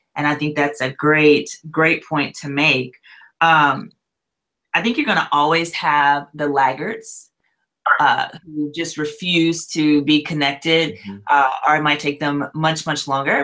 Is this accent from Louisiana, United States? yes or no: yes; Louisiana, United States; also born or lived in Gwinnett County, Georgia / Hickory, North Carolina; now in Nashville, United States; I'm originally from Louisiana